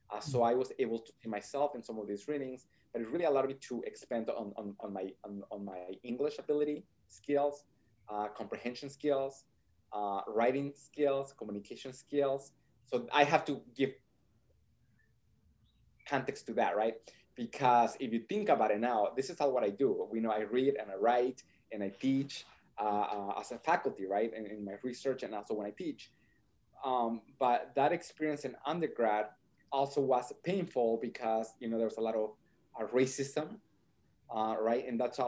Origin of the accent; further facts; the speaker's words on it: Nebraska, United States; So then I grew up in Nebraska. I went to the University of Nebraska at Kearney